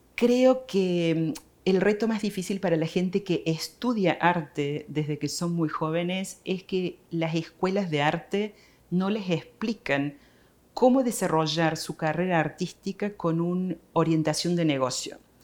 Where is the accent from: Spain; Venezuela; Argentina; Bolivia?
Argentina; Córdoba; moved away as an adult; now in United States; Yo soy de Córdoba, Argentina.